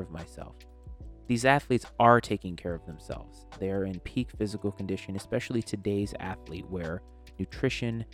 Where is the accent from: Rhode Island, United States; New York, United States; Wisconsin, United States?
Rhode Island, United States; being born and raised in Rhode Island